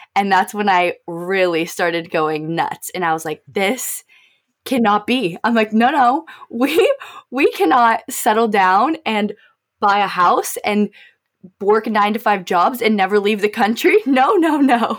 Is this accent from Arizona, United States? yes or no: yes; Arizona, United States; moved away as an adult; also born or lived in Oregon; I was born and raised in Arizona